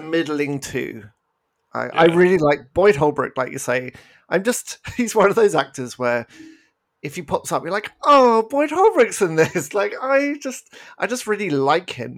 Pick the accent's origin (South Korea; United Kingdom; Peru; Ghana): United Kingdom; accent: British; now in Canada; I'm British, as you may have picked up from my accent